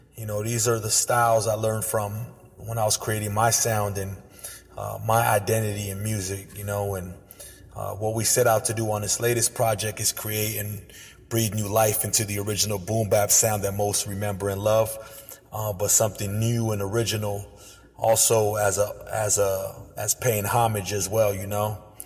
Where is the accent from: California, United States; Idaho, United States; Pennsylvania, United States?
California, United States; Oxnard; I'm from Oxnard, California